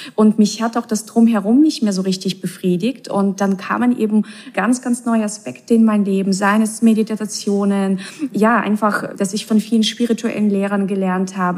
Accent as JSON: {"language": "German", "country": "Russia", "tie": "born or raised there", "said": "ich bin ja auch in Russland aufgewachsen"}